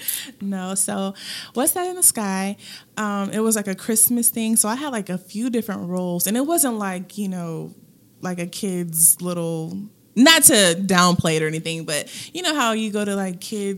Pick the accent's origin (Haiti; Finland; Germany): Germany; born there; also born or lived in Hawaii; I am an Army brat, so I was born in Germany, and I've lived different places all over